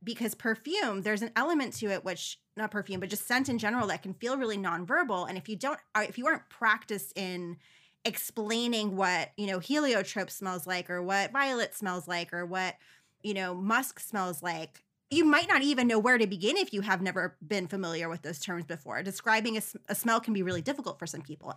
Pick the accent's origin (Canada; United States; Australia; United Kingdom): United States; New York City, New York; I was a New Yorker